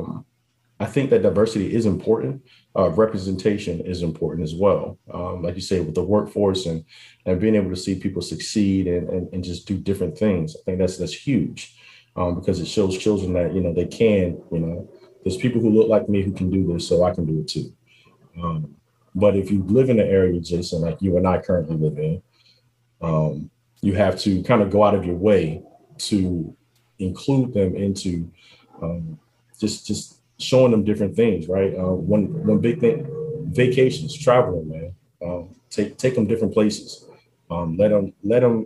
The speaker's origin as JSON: {"language": "English", "town": "Portsmouth", "region": "Virginia", "country": "United States", "tie": "born or raised there", "said": "I grew up in Portsmouth, right? One of the poorest neighborhoods in Portsmouth, with the Fairwood Homes, Cannon Park"}